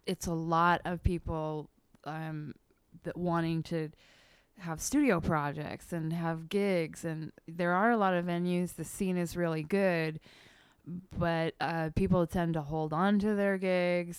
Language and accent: English; Eugene, Oregon, United States; moved away as an adult; now in Portland, United States; I was born and bred in Eugene